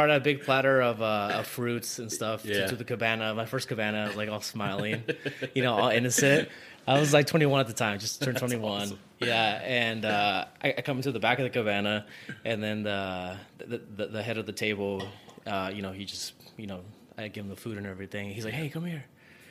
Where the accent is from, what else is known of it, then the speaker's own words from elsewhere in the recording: near Sacramento, Northern California, United States; moved away as an adult; now in Las Vegas, United States; California, like up north near Sacramento area. Okay. Yeah, I've lived there and then I wanted to move out of my hometown.